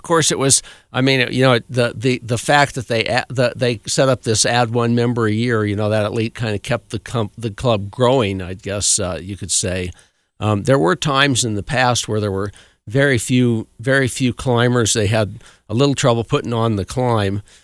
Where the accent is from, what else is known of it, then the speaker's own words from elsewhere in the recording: Cascade, Colorado, United States; I grew up in Cascade